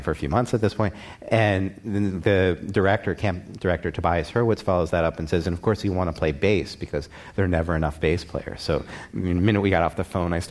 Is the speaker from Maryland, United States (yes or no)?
yes; Baltimore, Maryland, United States; now in New York, United States; my hometown of Baltimore